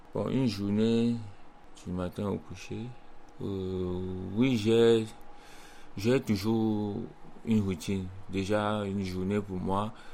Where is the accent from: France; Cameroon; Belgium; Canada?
Cameroon; moved away as an adult; now in Chuncheon, South Korea; étant au Cameroun